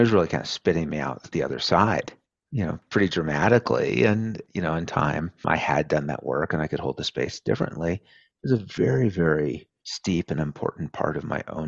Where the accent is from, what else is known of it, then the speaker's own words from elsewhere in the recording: rural Oregon, United States; moved away; my mom still lives in the same house where I grew up. So if you go into my childhood bedroom in that house today in rural Oregon